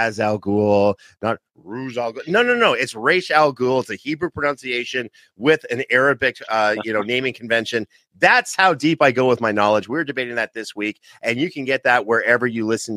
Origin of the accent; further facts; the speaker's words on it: Canada; I'm from Canada